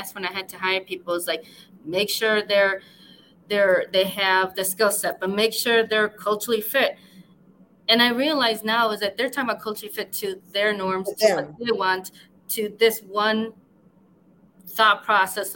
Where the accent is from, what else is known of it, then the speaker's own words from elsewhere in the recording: West Chicago, Illinois, United States; I'm from like about an hour away from Chicago. I grew up in a small town called West Chicago